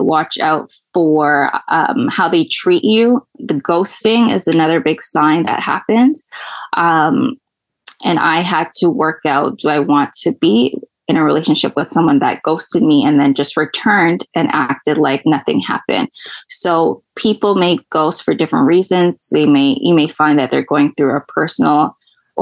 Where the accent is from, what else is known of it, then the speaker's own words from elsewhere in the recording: Toronto, Ontario, Canada; I'm from Toronto, Canada.